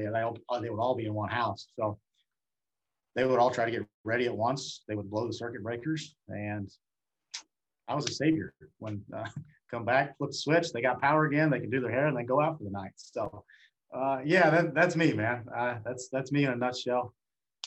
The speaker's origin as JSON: {"language": "English", "country": "United States", "tie": "born or raised there", "also_born_or_lived": "University of Illinois", "said": "I lived in small town USA. All right, I mean my hometown had like 1,500 people in it"}